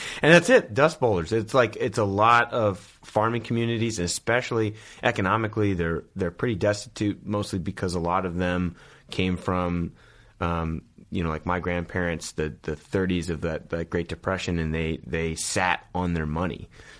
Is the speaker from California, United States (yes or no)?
yes; Yuba City, California, United States; But, like Sutter County, Marysville, Yuba City area. So right above Sacramento.